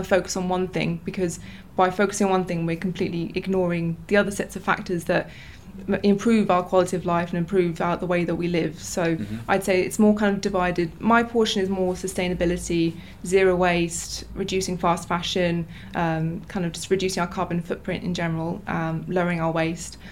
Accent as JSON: {"language": "English", "region": "England", "country": "United Kingdom", "tie": "born or raised there", "moved": "as an adult", "lives_now": "Novi Sad, Serbia", "said": "born and raised in England"}